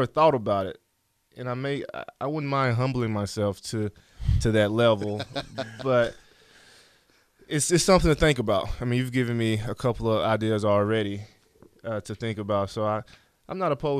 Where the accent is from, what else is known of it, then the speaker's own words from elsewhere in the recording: Alabama, United States; I'm from Alabama.